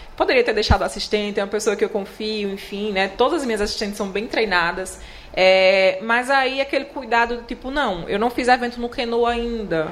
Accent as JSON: {"language": "Portuguese", "town": "Palmeira dos Índios", "region": "Alagoas", "country": "Brazil", "moved": "as an adult", "lives_now": "Maceió, Brazil", "said": "Eu sou do interior, né? Sou do Palmeiras dos Índios. E aí eu vim para Maceió"}